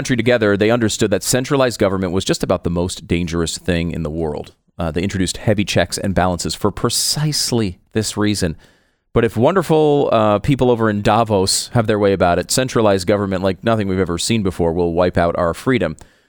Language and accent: English; Tarrytown, New York, United States; Well, I was born in Tarrytown, New York.